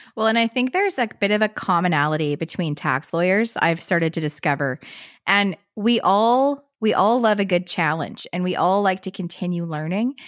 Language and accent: English; Canada; as a Canadian tax lawyer